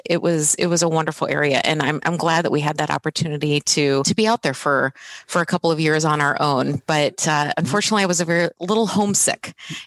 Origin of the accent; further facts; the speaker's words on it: Bloomington, Illinois, United States; also born or lived in Columbia, Maryland; I was actually born and raised in Bloomington Normal. And I had the opportunity to attend Normal Community High School